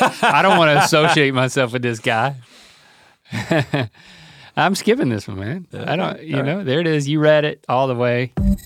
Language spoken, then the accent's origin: English; Durham, North Carolina, United States; also born or lived in Buies Creek, North Carolina; I was born in Durham.